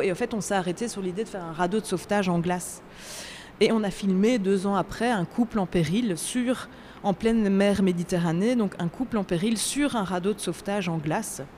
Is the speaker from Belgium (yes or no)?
yes; Belgium; Je viens de Belgique